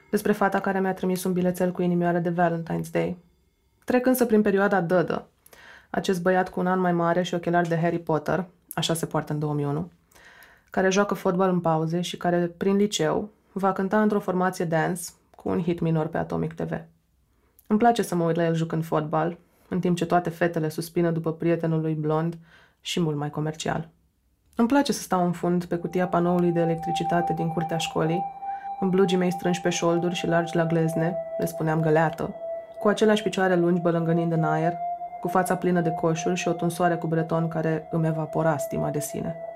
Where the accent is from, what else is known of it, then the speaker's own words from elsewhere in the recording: Suceava, Suceava County, Romania; also born or lived in Bucharest; M-am născut la București, unde ei mei s-au mutat după căsătorie, dar am crescut până la șapte ani la Suceava, cu bunicii din partea mamei, într-o casă mare, cu curte și grădină.